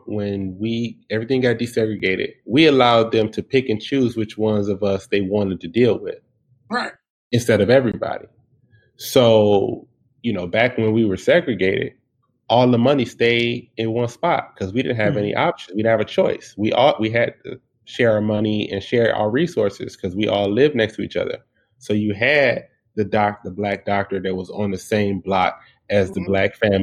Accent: Detroit, Michigan, United States; I was born and raised in Detroit

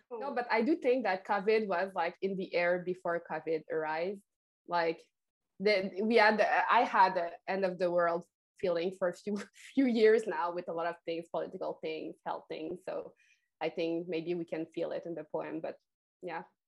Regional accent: Quebec, Canada; first language French; English is a second language; here in Quebec, I think we have a very special relationship to French and to English

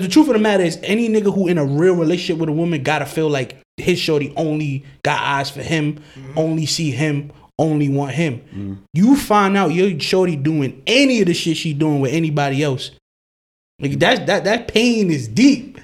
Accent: New York City, New York, United States; I'm from Brooklyn

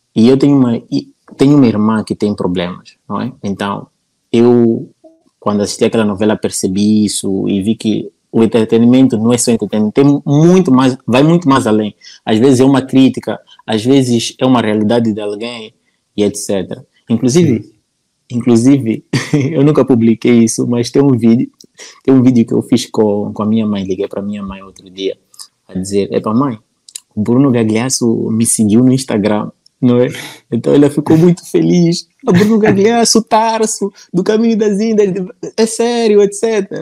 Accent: Nampula, Mozambique; accent: northern Mozambican; eu nasci na Ampula

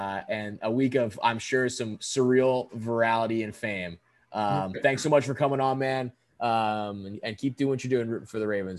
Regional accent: Towson, Maryland, United States; as I am a fellow Towson area person.

